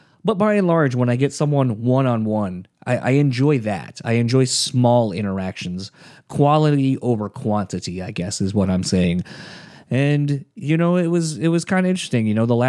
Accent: Delaware, United States; I grew up in the East Coast originally, so from Delaware.

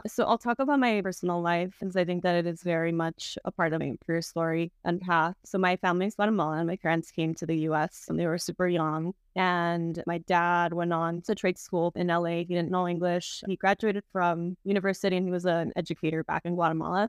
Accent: South Gate, Southeast Los Angeles, California, United States; I grew up in Southie, which is a city in, like, Southeast L

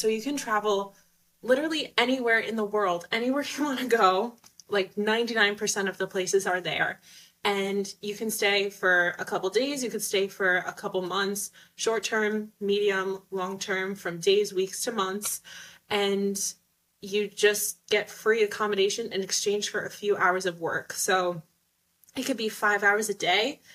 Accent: United States; moved away as an adult; now in Rome, Italy; I'm American, so I'm in a first world country

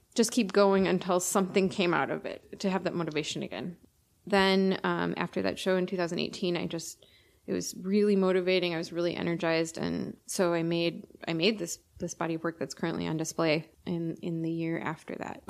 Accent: Milwaukee, Wisconsin, United States; I grew up in the Milwaukee area

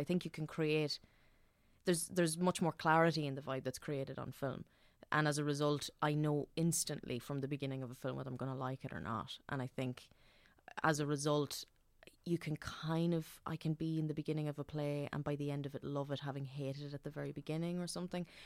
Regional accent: Dundalk, Leinster, Ireland; I'm from Dundalk

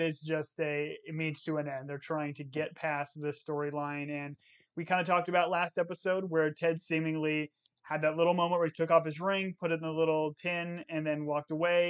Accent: United States; as an American

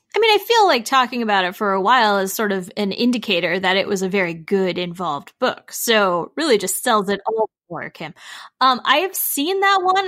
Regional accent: Illinois, United States; I'm from Illinois pretty much

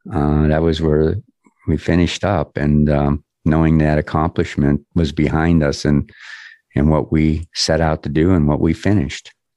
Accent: Erie, Pennsylvania, United States; also born or lived in Los Angeles; now in Denver, United States; my hometown, which is Erie, Pennsylvania, a little suburb called Harbor Creek

